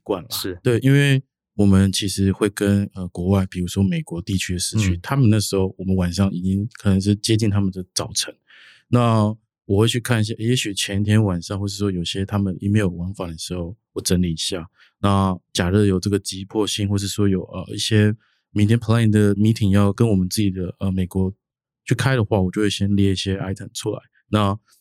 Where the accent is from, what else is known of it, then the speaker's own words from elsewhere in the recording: Hsinchu, Taiwan; 我家乡在新竹啦